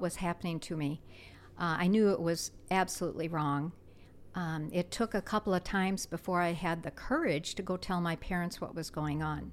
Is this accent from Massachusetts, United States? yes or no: no; South Dakota, United States; moved away as an adult; I grew up in South Dakota in a small town, and, um, moved here right after graduating from high school